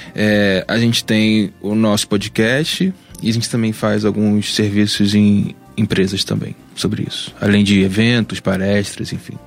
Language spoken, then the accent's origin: Portuguese; Baixada Fluminense, Rio de Janeiro, Brazil; sou da Baixada Fluminense